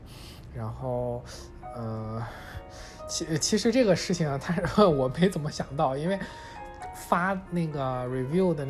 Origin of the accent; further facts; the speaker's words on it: China; 就是作为中国人朋友，我在这边也不太多